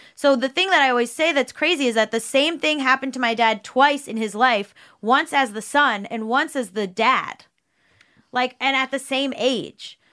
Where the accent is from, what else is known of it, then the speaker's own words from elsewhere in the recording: South Florida, United States; we grew up in South Florida